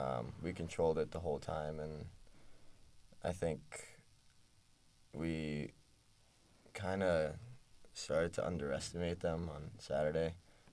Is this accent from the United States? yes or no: yes; New York City, New York, United States; moved away as an adult; now in State College, United States; I'm a city kid. I love the city.